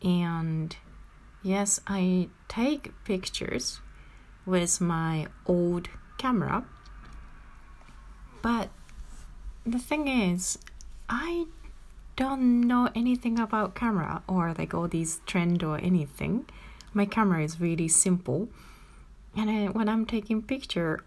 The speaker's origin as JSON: {"language": "English", "country": "Japan", "moved": "yes", "lives_now": "Amsterdam, Netherlands", "said": "from Japan, living in Amsterdam"}